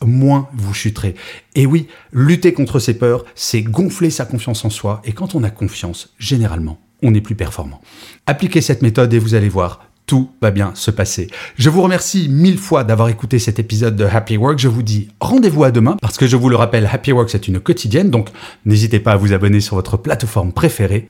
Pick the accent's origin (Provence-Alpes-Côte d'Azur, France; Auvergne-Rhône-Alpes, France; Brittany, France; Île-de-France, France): Auvergne-Rhône-Alpes, France; Grenoble; je suis né à Grenoble